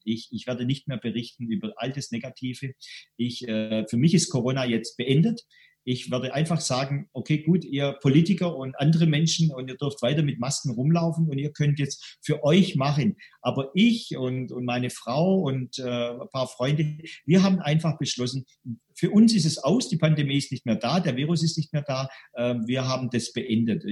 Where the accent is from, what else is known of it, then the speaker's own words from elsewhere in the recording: Stuttgart, Baden-Württemberg, Germany; accent: Swabian; ich bin aus Stuttgart, wie man mal im Schwäbischen hört